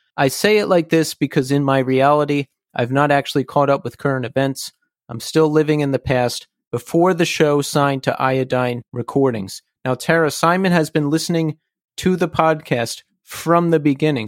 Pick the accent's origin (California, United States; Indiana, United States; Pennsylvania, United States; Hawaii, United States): Pennsylvania, United States; Philadelphia; now in New York City, United States; I'm originally from the Philadelphia area